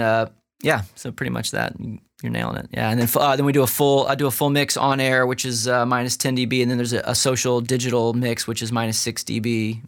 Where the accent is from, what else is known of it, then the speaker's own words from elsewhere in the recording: St. Louis, Missouri, United States; also born or lived in Los Angeles; now in Nashville, United States; Our roots are Midwest, so I grew up in Saint Louis, my wife's from Illinois